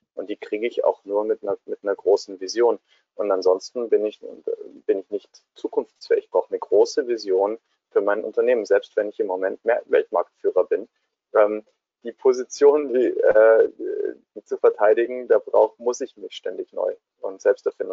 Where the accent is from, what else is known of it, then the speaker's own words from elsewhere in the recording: Swabia, Germany; da wo ich herkomme, in Schwaben